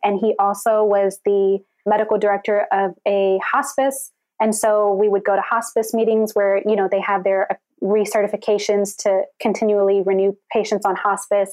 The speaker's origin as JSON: {"language": "English", "town": "Houston", "region": "Texas", "country": "United States", "tie": "born or raised there", "said": "I was born and raised in Houston, Texas."}